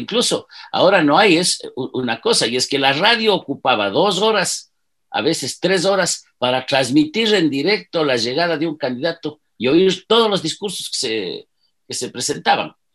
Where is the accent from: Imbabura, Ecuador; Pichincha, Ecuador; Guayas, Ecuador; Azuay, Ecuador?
Imbabura, Ecuador; Ibarra; Yo soy un chagra Nací en Ibarra, tengo 70 años.